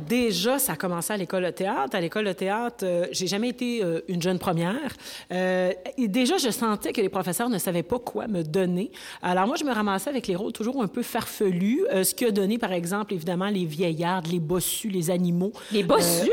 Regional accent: Rouyn-Noranda, Quebec, Canada; also born or lived in Montreal; je suis née au Québec, je suis née à Montréal et très tôt, mon père, euh, c'était un ingénieur mignon, on est allé euh, vivre à rouyn noranda Oui. Alors, moi, je suis une rouyn norandienne

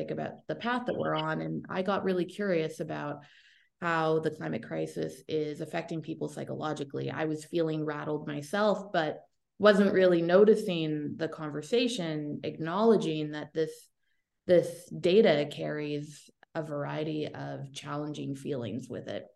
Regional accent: Toronto, Ontario, Canada; I am from Toronto, Canada, born and raised.

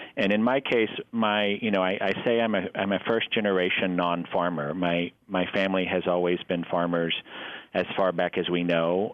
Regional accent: Abilene, Texas, United States; also born or lived in New York; now in Des Moines, United States; I grew up in Abilene, Texas, in West Texas, a town of about 90,000

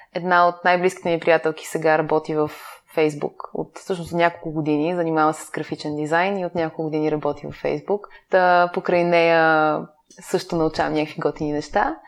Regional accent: Bulgaria; moved away as an adult; also born or lived in Netherlands / Madrid, Spain / England; сме от България

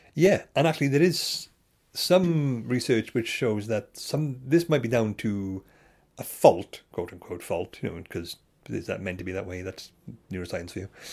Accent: Bridgend, Wales, United Kingdom; I'm from Bridgend

